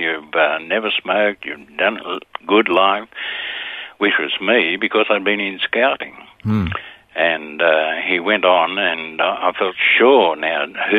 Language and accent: English; Sydney, New South Wales, Australia; I was born in Bexley in Sydney, 1931, so that gives the age away. Went to a Bexley public school